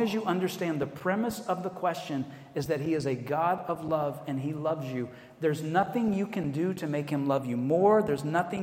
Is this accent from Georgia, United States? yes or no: yes; Atlanta, Georgia, United States; accent: American; moved away as an adult; also born or lived in Virginia; now in Edinburgh, United Kingdom; I say, I'm from Atlanta in the States